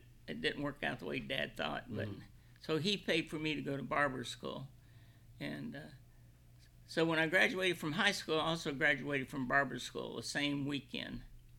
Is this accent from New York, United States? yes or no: no; Illinois, United States; also born or lived in Kentucky; Central Illinois.